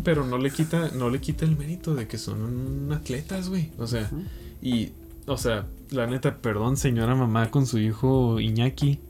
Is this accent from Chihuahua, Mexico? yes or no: yes; Chihuahua, Mexico; also born or lived in Playa del Carmen; Yo soy de Chihuahua, pero me fui un año y medio.